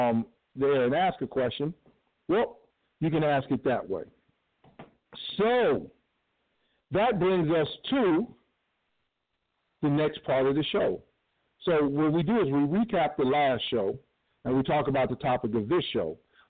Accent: Cleveland, Ohio, United States; also born or lived in Chicago / Washington, D.C. / New York; now in Pomona, United States; I am also hailing from Cleveland, but right now I'm in Pomona, California. I'm a nomad. I've lived a little bit of every place. I've lived outside of Chicago. I lived in D.C. I lived in New York.

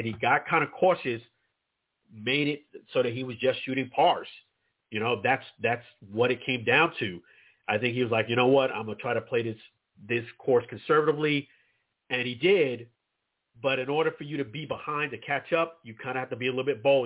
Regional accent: New York City, New York, United States; I'm from Brooklyn, New York.

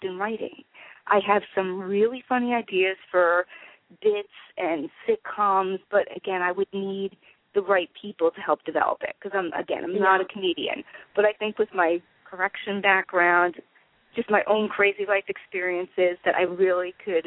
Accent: New Jersey, United States; accent: East Coast; I'm from New Jersey.

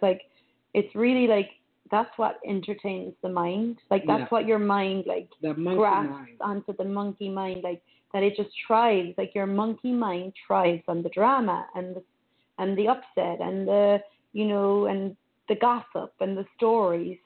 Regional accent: Ireland; moved away; growing up in Ireland

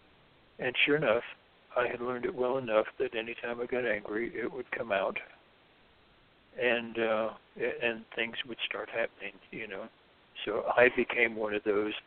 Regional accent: Deep South, United States; I was raised in the Deep South, Southern Baptist

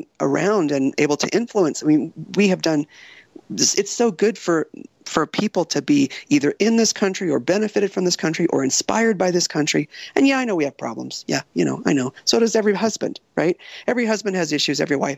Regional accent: Coronado, California, United States; I grew up in Coronado, you know, very Republican, right-wing kind of environment

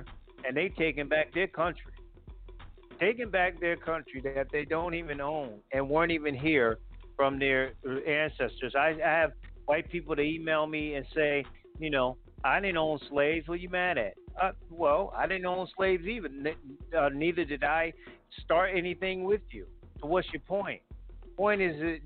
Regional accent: New Haven, Connecticut, United States; in my home state of Connecticut

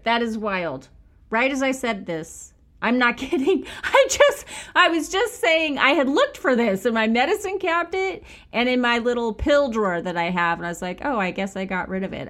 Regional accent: Bakersfield, California, United States; I'm from Bakersfield, where it feels like a million degrees

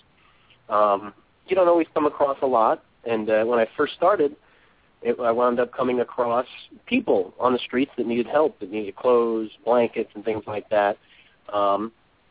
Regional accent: New York City, New York, United States; I grew up in Brooklyn, not such a good area

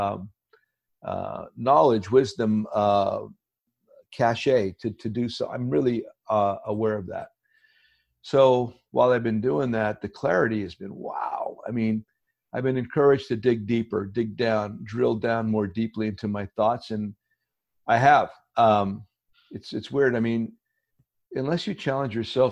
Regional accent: Hazleton, Pennsylvania, United States; moved away; Coal region, northeastern Pennsylvania. I had grown up there.

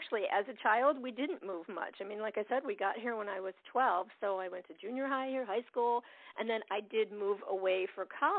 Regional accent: St. Petersburg, Florida, United States; moved away as an adult; also born or lived in Naples, Florida / New York / Pompano Beach, Florida; growing up in St. Pete and how we wanted to get back there

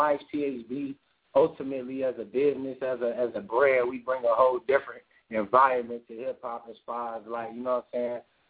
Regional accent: Chicago, Illinois, United States; We all from the west side of Chicago, all of us. Literally brothers. We all grew up together

